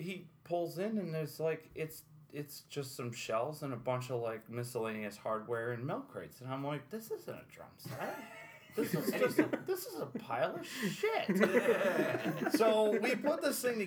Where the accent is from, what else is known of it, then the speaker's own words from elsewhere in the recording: Amsterdam, New York, United States; I was born outside of Amsterdam, New York, which is about 45 minutes east of here